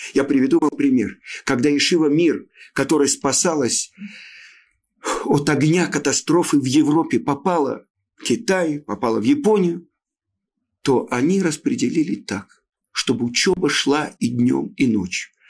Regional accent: Odesa, Odesa Oblast, Ukraine; я родом из Одессы

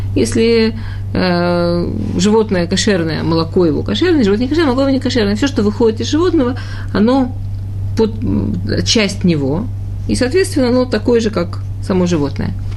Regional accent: Russia; born or raised there; moved away

